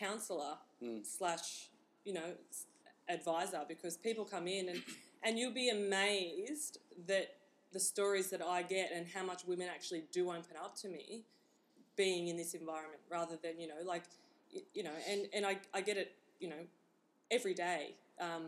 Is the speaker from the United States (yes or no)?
no; Newcastle, New South Wales, Australia; I grew up in Newcastle. I'm from a little town out at Mark's Point on the water there.